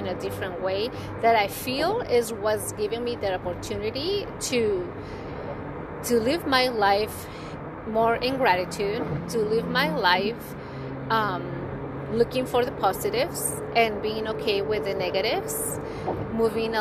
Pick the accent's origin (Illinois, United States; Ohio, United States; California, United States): California, United States; Bay Area; I'm from the Bay Area